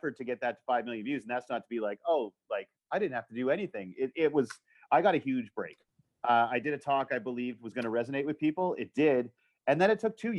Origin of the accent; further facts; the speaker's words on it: Canada; I am a wildly privileged straight white dude born in Canada.